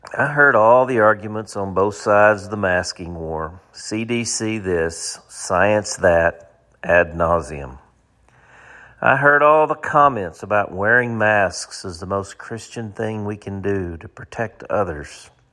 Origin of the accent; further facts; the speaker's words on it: United States; As an American